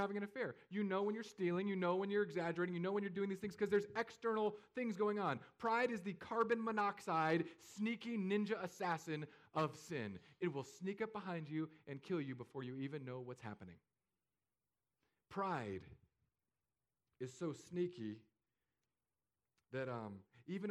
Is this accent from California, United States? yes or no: yes; California, United States; moved away as an adult; now in Fishhawk, United States; I'm from California.